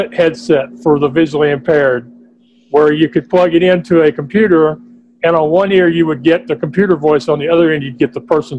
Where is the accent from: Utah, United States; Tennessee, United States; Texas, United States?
Texas, United States; being a Texan